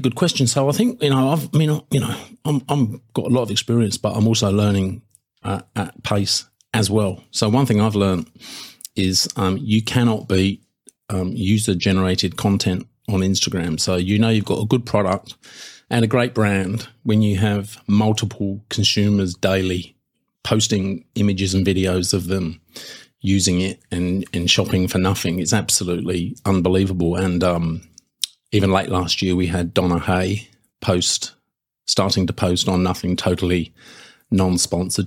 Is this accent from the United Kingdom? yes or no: yes; United Kingdom; now in Australia; being British